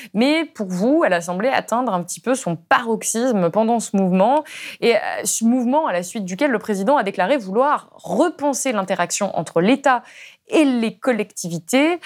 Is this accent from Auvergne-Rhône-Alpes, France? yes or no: yes; Ardèche, Auvergne-Rhône-Alpes, France; je viens d'Ardèche, d'un tout petit village